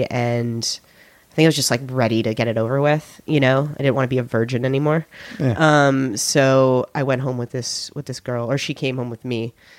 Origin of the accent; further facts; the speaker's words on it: California, United States; I grew up in California.